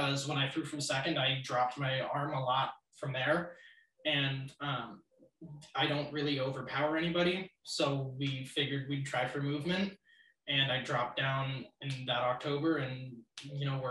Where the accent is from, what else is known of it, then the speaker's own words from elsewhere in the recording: Los Angeles, California, United States; moved away as an adult; I'm actually from Los Angeles